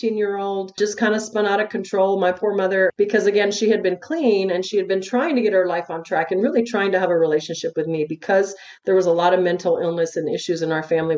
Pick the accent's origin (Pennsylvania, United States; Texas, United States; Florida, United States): Texas, United States; El Paso; I'm from El Paso, Texas